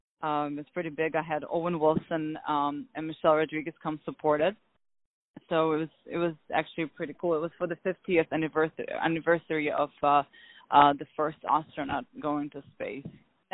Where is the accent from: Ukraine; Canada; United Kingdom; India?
Ukraine; Kyiv; also born or lived in Moscow; now in Los Angeles, United States; I was born in Kyiv, Ukraine